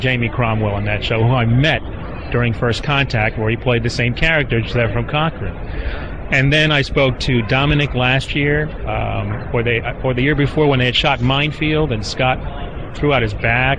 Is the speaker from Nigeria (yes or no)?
no; Cuba; now in United States; I'm a Cuban refugee